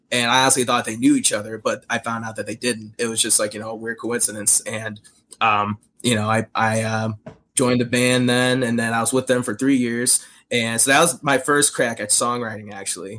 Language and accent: English; Chicago, Illinois, United States; growing up in Chicago